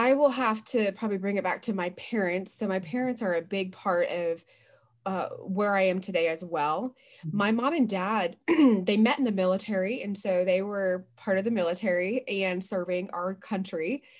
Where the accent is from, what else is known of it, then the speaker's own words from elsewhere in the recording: West Coast, United States; I was born on the East Coast, but mostly raised on the West Coast of the United States.